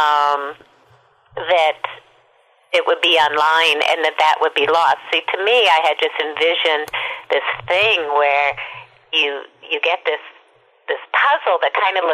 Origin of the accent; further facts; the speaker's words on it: Minneapolis, Minnesota, United States; I grew up in Minneapolis, but my parents are New Yorkers